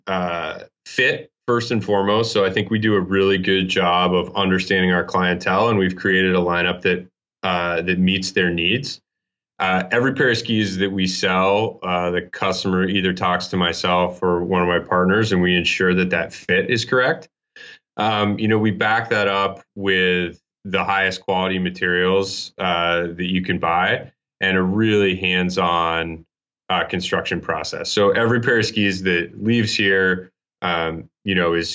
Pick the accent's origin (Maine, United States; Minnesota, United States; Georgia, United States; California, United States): Maine, United States; also born or lived in Utah; now in Boston, United States; I grew up ski racing in Maine and then Utah.